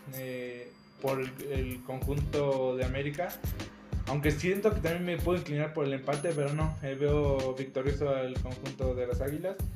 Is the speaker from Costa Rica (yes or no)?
no; Mexico; como mexicano